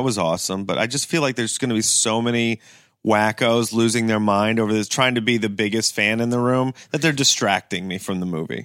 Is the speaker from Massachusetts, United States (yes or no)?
no; Kent, Ohio, United States; also born or lived in Greenville, South Carolina; I grew up in Kent, Ohio